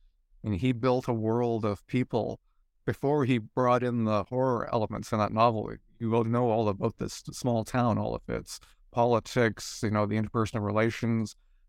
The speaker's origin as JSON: {"language": "English", "region": "New Brunswick", "country": "Canada", "said": "And I come from Eastern Canada, a province called New Brunswick, shares a border with Maine."}